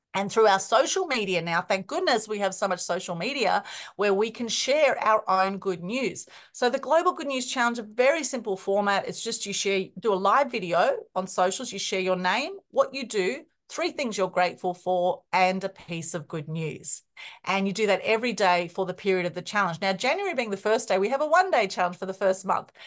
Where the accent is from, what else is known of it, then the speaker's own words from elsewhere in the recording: Melbourne, Victoria, Australia; very interesting growing up, even though I was born in Australia, because I have Greek, Turkish, Ukrainian background